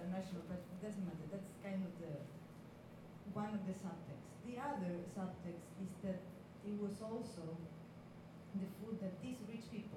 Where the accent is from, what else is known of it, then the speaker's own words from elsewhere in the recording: Buenos Aires, Argentina; I'm from Buenos Aires, it's the capital city, and it's a very big city